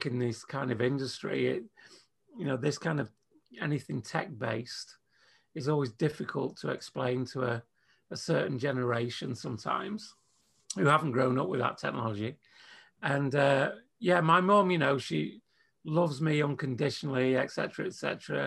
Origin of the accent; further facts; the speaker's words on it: England, United Kingdom; being English